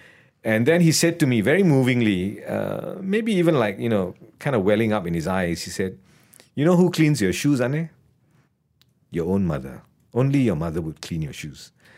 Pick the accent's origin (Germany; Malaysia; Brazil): Malaysia; Sentul, Kuala Lumpur; I come from Sentul. And, you know, we are told that we don't like Malay people.